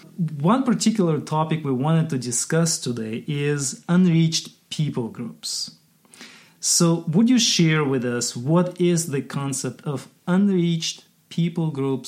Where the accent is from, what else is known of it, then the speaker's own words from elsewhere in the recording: Kyrgyzstan; I grew up in Kyrgyzstan